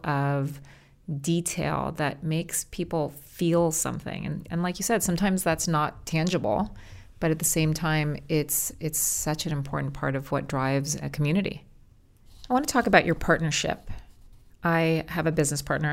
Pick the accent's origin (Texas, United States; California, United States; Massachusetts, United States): California, United States; Los Angeles; I'm born and raised in Los Angeles